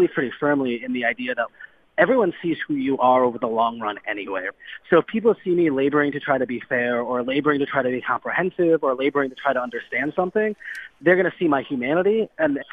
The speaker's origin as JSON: {"language": "English", "town": "Cleveland", "region": "Ohio", "country": "United States", "said": "I'm from Cleveland"}